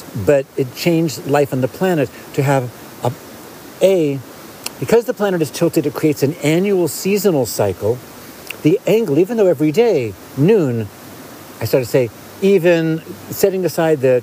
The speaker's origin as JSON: {"language": "English", "town": "West Hollywood", "region": "California", "country": "United States", "tie": "born or raised there", "also_born_or_lived": "Felton, California", "said": "I grew up in West Hollywood"}